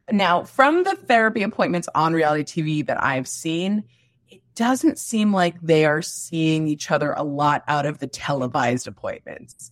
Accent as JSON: {"language": "English", "region": "New Jersey", "country": "United States", "said": "I'm from New Jersey"}